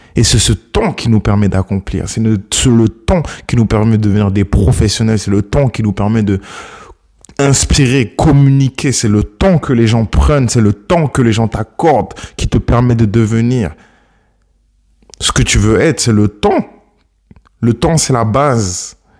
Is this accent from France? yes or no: no; Ghana; mon pays d'origine, le Ghana